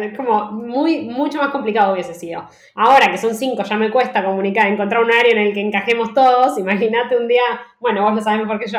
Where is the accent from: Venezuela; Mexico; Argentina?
Argentina; moved away as an adult; also born or lived in Netherlands / Barcelona; now in Madrid, Spain